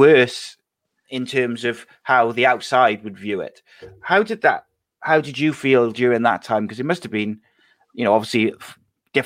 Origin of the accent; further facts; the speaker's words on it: Wales, United Kingdom; as a Welshman